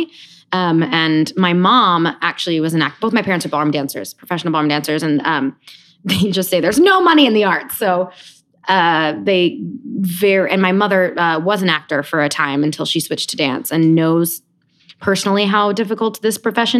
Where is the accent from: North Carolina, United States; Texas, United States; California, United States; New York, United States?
New York, United States; Rockland County; also born or lived in Queens / Michigan / London; then we moved to Rockland County, New York, which is the poor man's Westchester. It's across the Hudson River. 45 minutes north. And I kind of did the majority of my growing up there